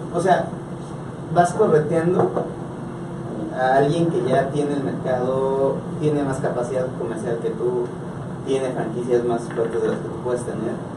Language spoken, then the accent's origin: Spanish; Mexico; nosotros como industria mexicana